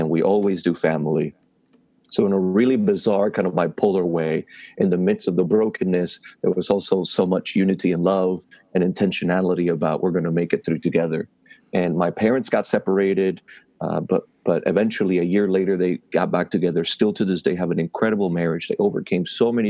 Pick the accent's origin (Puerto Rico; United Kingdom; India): Puerto Rico; moved away; being born and raised in Puerto Rico, not in a Christian background